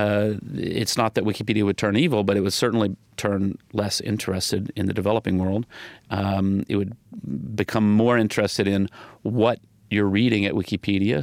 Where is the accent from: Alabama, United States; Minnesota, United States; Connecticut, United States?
Alabama, United States; Huntsville; moved away; growing up in the South